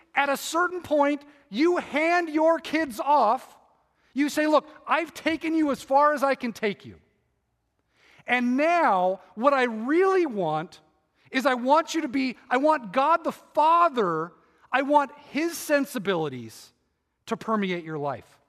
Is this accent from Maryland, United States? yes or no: no; Irvine, California, United States; I grew up in Irvine, and we moved there in, like, nineteen seventy-four.